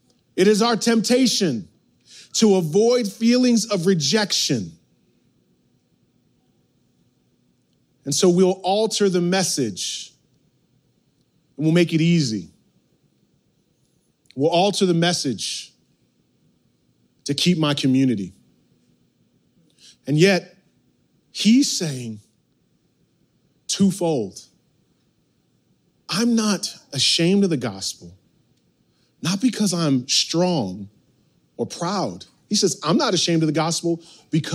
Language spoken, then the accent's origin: English; outside New York City, United States; growing up outside New York City